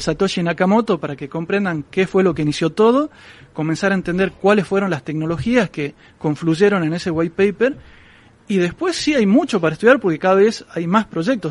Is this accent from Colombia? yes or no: no; Argentina; yo vengo de Argentina